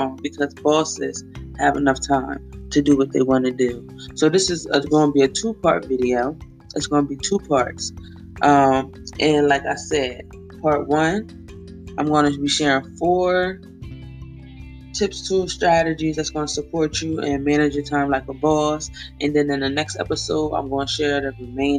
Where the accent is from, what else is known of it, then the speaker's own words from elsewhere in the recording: Wilmington, Delaware, United States; I am from Wilmington, Delaware, born and raised